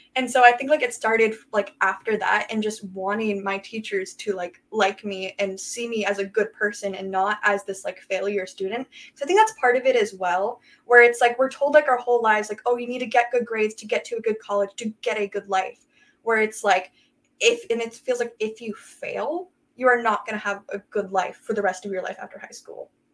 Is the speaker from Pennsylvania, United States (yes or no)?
no; Everett, Washington, United States; I'm from Everett, Washington